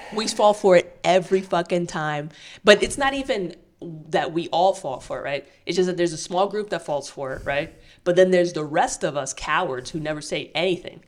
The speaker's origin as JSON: {"language": "English", "country": "United States", "said": "I'm an American"}